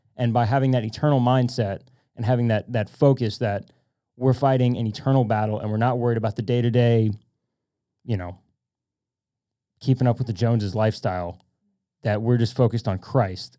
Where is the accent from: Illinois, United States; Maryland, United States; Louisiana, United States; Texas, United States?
Louisiana, United States; now in Dallas, United States; I'm from Louisiana.